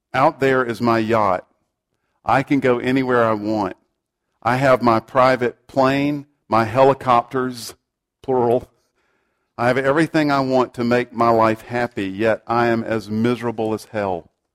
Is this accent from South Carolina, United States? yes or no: yes; South Carolina, United States; I grew up in South Carolina, and my parents would regularly take me to the local Baptist church.